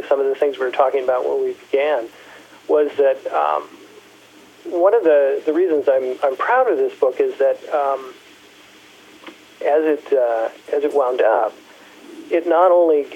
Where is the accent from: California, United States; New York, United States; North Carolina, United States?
California, United States; Santa Clara; moved away as an adult; also born or lived in Kalamazoo, Michigan; I'm originally from California. I was born and raised in Santa Clara and spent, you know, most of my childhood and early adulthood here